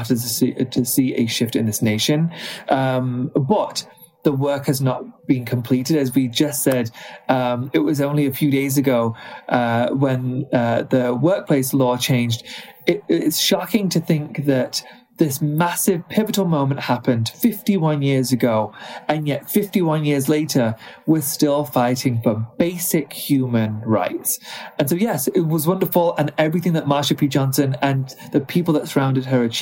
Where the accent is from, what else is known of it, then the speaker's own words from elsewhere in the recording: United Kingdom; moved away as an adult; now in United States; although I'm now American, I was raised in the UK.